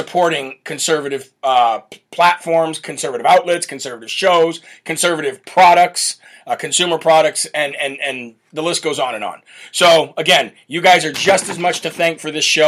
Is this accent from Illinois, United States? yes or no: yes; Illinois, United States; moved away; I am from Illinois originally